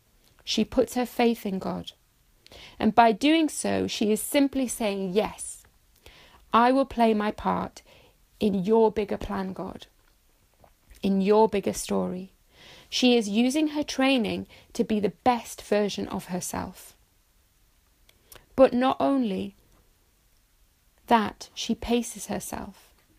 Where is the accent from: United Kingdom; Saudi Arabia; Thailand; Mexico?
Saudi Arabia; also born or lived in Bahrain; I had the honour and the privilege of growing up in Saudi Arabia and Bahrain, both Muslim states.